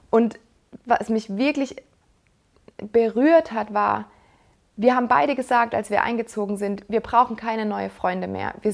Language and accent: German; Mannheim, Baden-Württemberg, Germany; ich bin in Mannheim aufgewachsen und wir haben dort den Neckar und den Rhein.